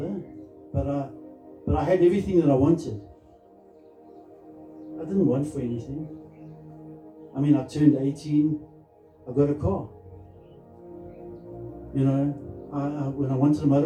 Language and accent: English; Krugersdorp, Gauteng, South Africa; I grew up in Krugersdorp, and it's a lovely place.